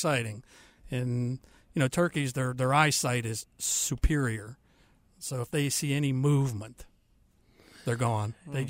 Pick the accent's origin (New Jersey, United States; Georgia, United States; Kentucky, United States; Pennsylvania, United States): Pennsylvania, United States; Canonsburg; now in Charlotte, United States; I'm from up around Pittsburgh, Pennsylvania, a little town called Cannonsburg. And, yes, I'm a Yankee that moved down here.